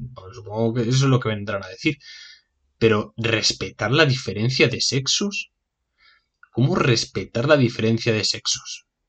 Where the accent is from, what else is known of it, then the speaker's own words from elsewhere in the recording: Spain; Así somos los españoles